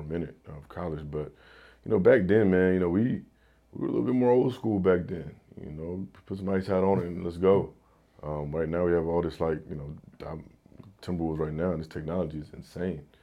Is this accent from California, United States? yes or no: no; Houston, Texas, United States; I'm, I'm from Houston